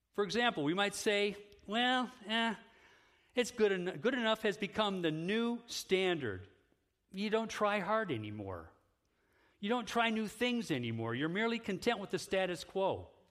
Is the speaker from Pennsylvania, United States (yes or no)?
no; Independence, Ohio, United States; moved away as an adult; also born or lived in Oaxaca, Mexico; now in Holland, United States; I'm an Ohio guy. I grew up in Independence.